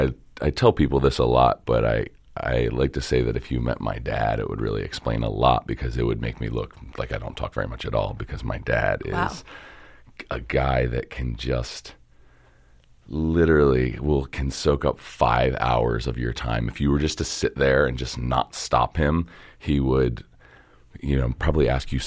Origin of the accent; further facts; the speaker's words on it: Dundalk, Maryland, United States; I'm from Dundalk, yeah. I grew up in a neighborhood called St. Helena, which is... between Old Dundalk and the Marine Terminal.